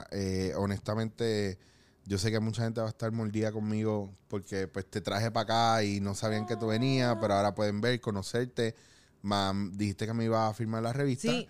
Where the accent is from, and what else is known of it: Puerto Rico